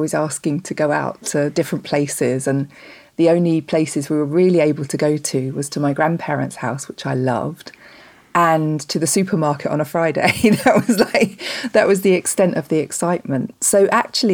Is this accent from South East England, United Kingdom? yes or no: yes; north Kent, South East England, United Kingdom; The same place as I live now, the north of Kent in the UK. So I've not moved very far, really.